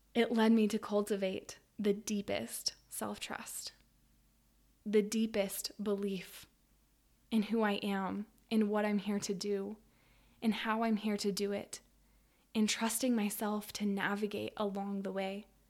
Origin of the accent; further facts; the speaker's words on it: Western Colorado, United States; I grew up in Western Colorado, in a small city